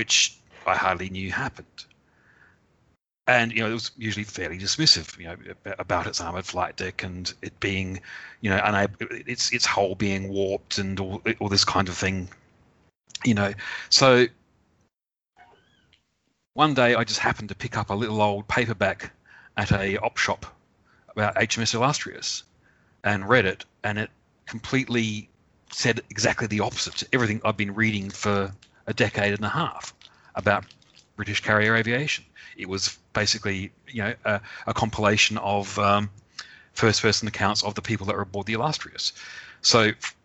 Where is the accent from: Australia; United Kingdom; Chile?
Australia; I, as an Australian, was raised